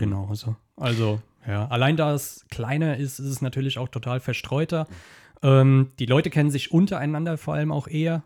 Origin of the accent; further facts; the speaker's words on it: Kaiserslautern district, Rhineland-Palatinate, Germany; Kreis Kaiserslautern